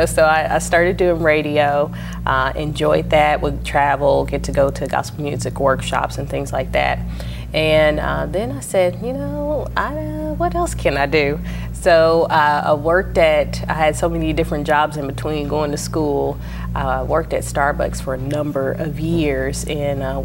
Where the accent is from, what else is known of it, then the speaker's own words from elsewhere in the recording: Oklahoma City, Oklahoma, United States; I was raised in Northeast Oklahoma City